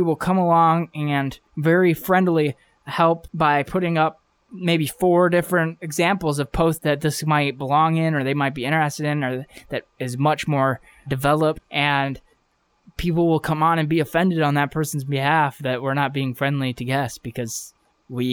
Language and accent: English; Ohio, United States; for the hometown pride, I got to go with Ohio